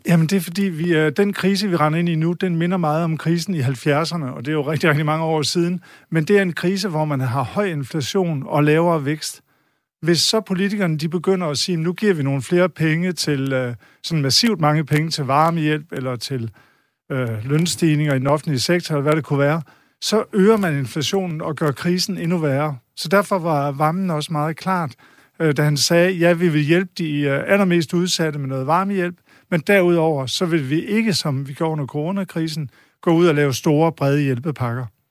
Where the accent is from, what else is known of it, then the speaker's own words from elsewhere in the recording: Denmark; vi som danskere